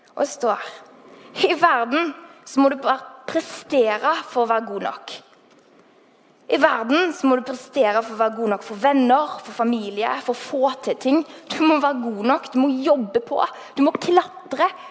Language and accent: Norwegian; Haugesund, Rogaland, Norway; accent: Haugesund dialect; jeg er fra Haugesund. Um, har holdt på dialekten som bare det